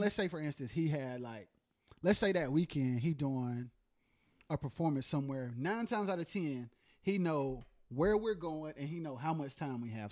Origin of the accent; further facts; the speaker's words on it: Goldsboro, North Carolina, United States; also born or lived in Wilson, North Carolina; I spent most of my, um, childhood, like, in, like, Wayne County, Goldsboro, Pikeville